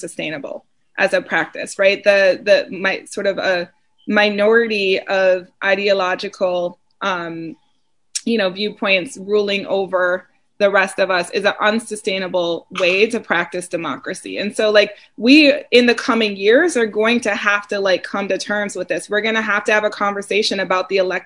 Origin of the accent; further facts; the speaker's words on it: Wisconsin, United States; growing up in Wisconsin, growing up in a state that's 91% white